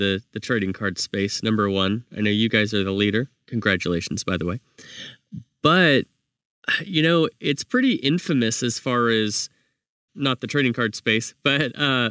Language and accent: English; Fresno, California, United States; I'm from Fresno